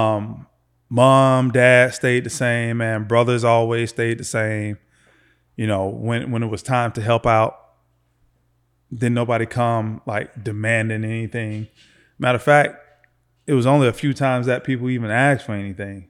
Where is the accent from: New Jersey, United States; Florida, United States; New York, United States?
Florida, United States; Lakeland; Born and raised in Florida, man, just uh, a few miles away from here in Lakeland, Florida